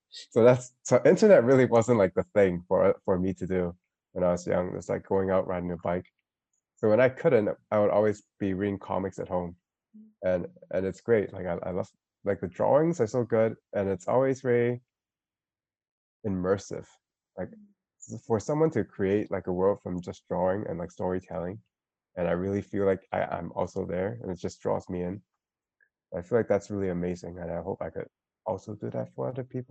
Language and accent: English; Hong Kong; I'm from Hong Kong